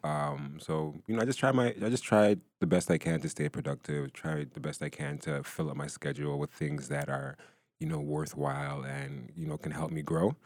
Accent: Brampton, Ontario, Canada; I grew up in Brampton.

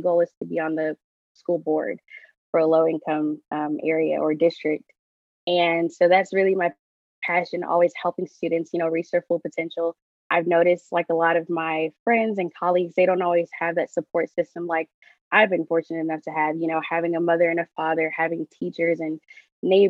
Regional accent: Houston, Texas, United States; my hometown, which is Houston

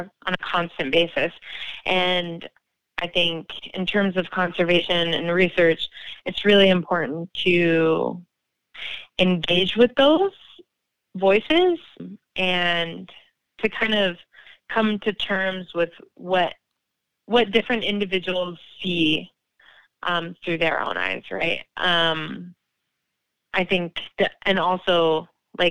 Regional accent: Pacific Northwest, United States; moved away; I was raised in the Pacific Northwest

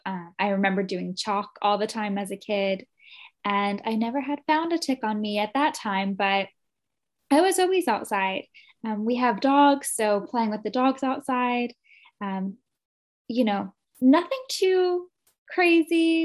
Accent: New Jersey, United States; also born or lived in Morristown, New Jersey; I was born in North Jersey, but I had moved to South Jersey when I was two years old. Um, so I've been in New Jersey my whole life. I grew up here

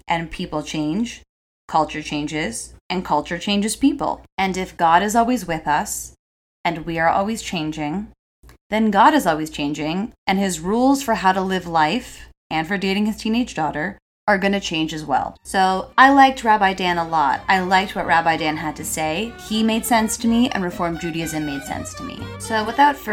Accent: Toronto, Ontario, Canada; I'm third generation Torontonian, and I have so many roots here.

